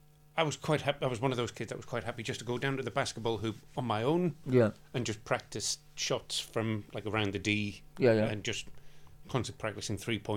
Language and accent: English; England, United Kingdom; you're growing up in England